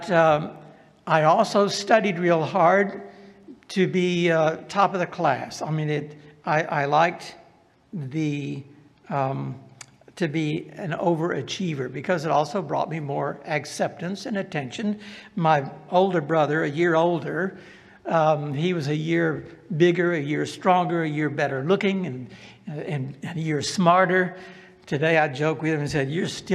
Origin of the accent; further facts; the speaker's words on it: the South, United States; accent: Southern; I was from the South